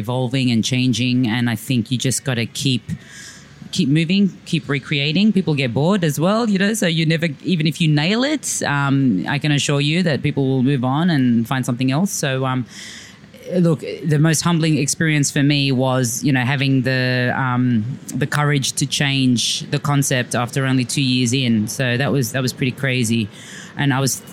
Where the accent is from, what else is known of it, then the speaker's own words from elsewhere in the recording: Sydney, New South Wales, Australia; also born or lived in Dubai; I was like a dyslexic first generation Australian growing up in Blacktown